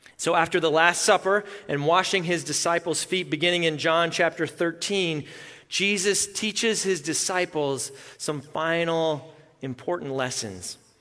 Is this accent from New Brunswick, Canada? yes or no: no; Melita, Manitoba, Canada; moved away; both sets of my grandparents lived in my hometown, Melita, Manitoba.